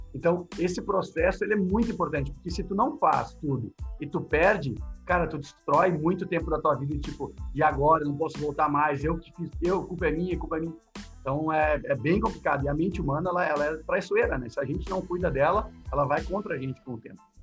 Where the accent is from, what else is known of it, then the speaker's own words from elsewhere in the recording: South Region, Brazil; Eu sou gremista, sou do Sul.